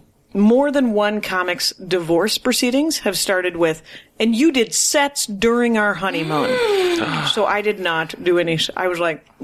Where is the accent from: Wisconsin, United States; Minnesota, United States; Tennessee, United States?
Wisconsin, United States; Milwaukee; That's where I'm from.